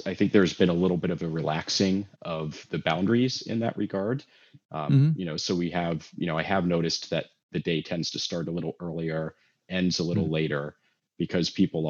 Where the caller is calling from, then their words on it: Los Angeles, California, United States; I am calling in from sunny California, Los Angeles, California.